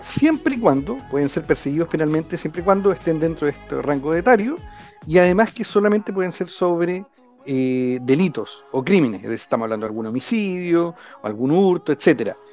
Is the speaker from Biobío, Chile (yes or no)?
yes; Concepción, Biobío, Chile; Yo soy acá de, de Concepción, he estado siempre acá en en la zona